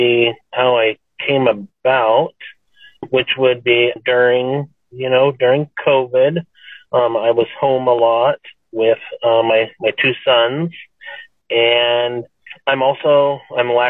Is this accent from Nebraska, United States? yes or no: yes; Nebraska, United States; moved away; I grew up in Nebraska